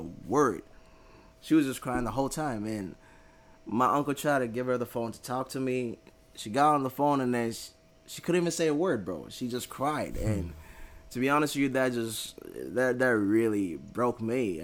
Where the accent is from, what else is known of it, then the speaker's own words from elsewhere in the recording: Ghana; moved away; I was from Ghana.